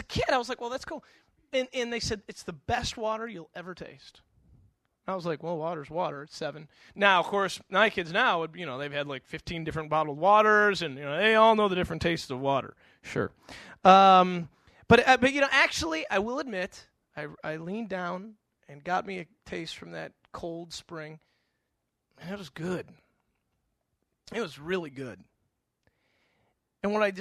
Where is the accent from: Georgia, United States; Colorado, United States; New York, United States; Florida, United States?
New York, United States; Western; moved away as an adult; also born or lived in the South (college); I grew up in Western New York